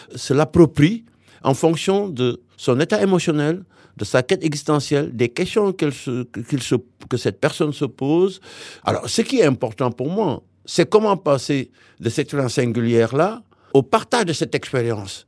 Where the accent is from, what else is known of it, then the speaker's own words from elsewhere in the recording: Saint-Louis, Senegal; moved away as an adult; also born or lived in Tivaouane, Senegal; now in Bègles, France; je suis né à Saint-Louis, Sénégal, mais mes parents euh, sont installés définitivement à Tuawan, à près de 80 km de Dakar